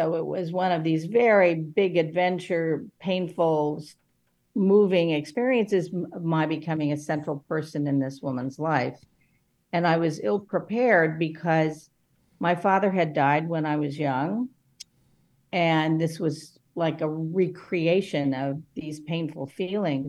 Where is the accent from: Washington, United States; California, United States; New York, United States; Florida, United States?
California, United States; Los Angeles; growing up in Los Angeles